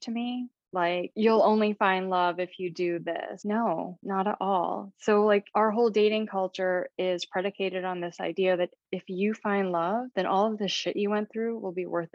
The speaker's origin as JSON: {"language": "English", "town": "East Lansing", "region": "Michigan", "country": "United States", "tie": "born or raised there", "also_born_or_lived": "England / Asia", "moved": "as an adult", "lives_now": "New York City, United States", "said": "growing up in East Lansing, Michigan"}